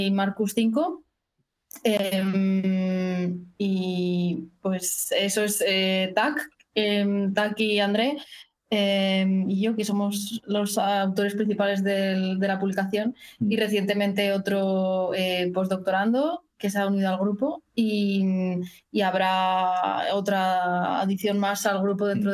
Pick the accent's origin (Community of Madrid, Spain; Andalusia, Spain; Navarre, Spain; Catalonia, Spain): Community of Madrid, Spain; Madrid; moved away as an adult; also born or lived in Copenhagen, Denmark; now in Stockholm, Sweden; yo soy de Madrid, hice biología en la Universidad Complutense